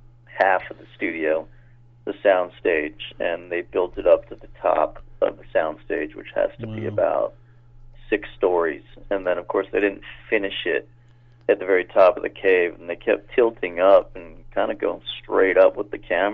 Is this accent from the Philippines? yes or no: no; Toronto, Ontario, Canada; moved away as an adult; also born or lived in Los Angeles; now in Vancouver, Canada; Originally, I'm from Toronto.